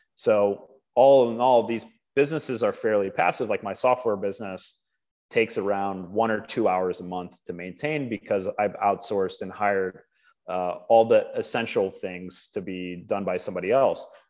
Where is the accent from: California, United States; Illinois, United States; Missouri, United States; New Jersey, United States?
Missouri, United States; Wildwood; moved away as an adult; also born or lived in Sydney, Australia / Gwangju, South Korea / Seoul, South Korea; now in Tbilisi, Georgia; I'm from Wildwood, Missouri.